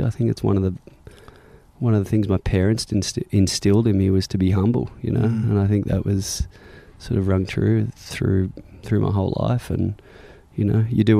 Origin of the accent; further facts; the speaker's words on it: south of Sydney, near Cronulla, New South Wales, Australia; Grew up south of Sydney. When I was young, I grew up in a little place called Karela, which is about an hour south of the city, close to Cronulla Beach.